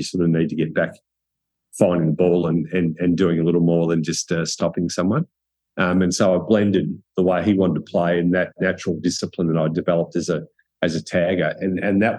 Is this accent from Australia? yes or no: yes; Cobram, Victoria, Australia; I was from Country Cobram.